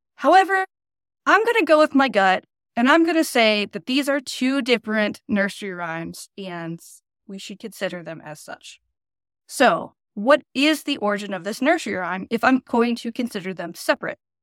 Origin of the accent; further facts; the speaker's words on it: United States; I'm really spoiled as an American